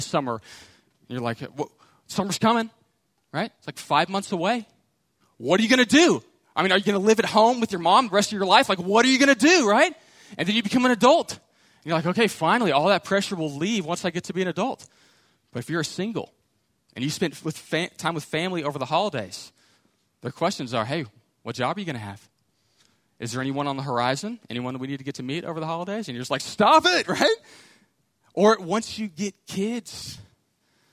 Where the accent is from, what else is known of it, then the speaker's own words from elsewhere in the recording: Houston, Texas, United States; I grew up in Houston